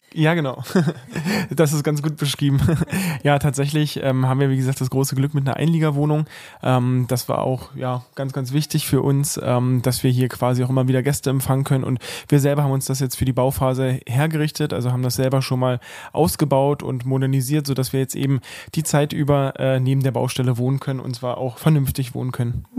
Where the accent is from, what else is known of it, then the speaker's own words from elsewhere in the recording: Cottbus, Brandenburg, Germany; also born or lived in Osnabrück; tatsächlich bin ich hier der gebürtige Cottbusser am Tisch. Äh, das heißt also, für mich ist das äh, hier Heimat, in der wir gerade wohnen. Ähm, ja, wie gesagt, seit der Geburt wohne ich hier